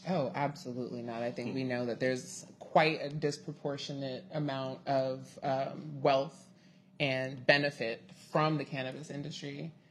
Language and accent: English; Inglewood, California, United States; born and bred in Inglewood, California